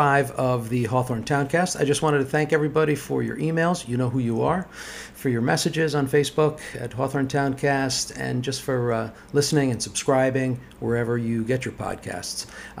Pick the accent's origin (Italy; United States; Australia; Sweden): Italy; moved away; We came all the way from Italy.